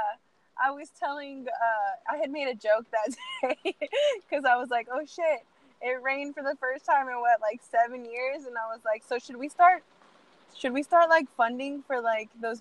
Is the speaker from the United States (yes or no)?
yes; San Antonio, Texas, United States; I grew up here in San Antonio and I'm Hispanic